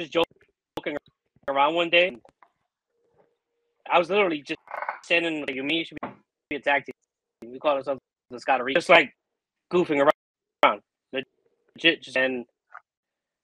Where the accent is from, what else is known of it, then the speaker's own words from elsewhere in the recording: Scotland, United Kingdom; I'm from Scotland.